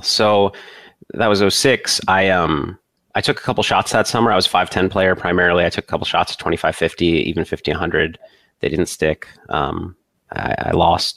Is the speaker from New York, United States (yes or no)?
no; Maryland, United States; moved away as an adult; also born or lived in Madison, Wisconsin; I grew up in Maryland